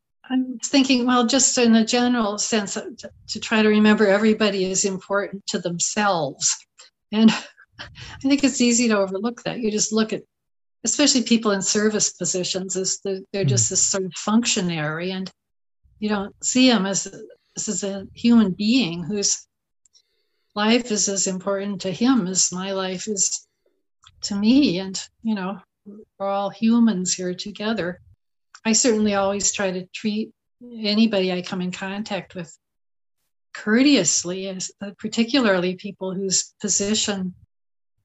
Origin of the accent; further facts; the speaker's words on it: Southern California, United States; moved away as an adult; also born or lived in Champaign-Urbana, Illinois; I grew up in Southern California